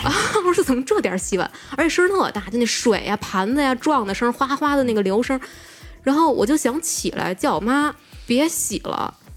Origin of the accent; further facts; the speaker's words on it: Beijing, China; 我在这边长大的